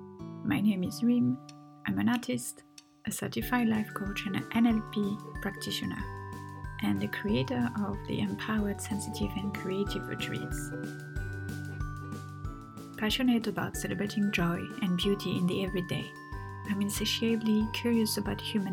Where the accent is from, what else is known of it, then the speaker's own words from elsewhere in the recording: France; accent: French; English is a second language; moved away; also born or lived in Tunisia; I'm French. Well, half French, half Tunisian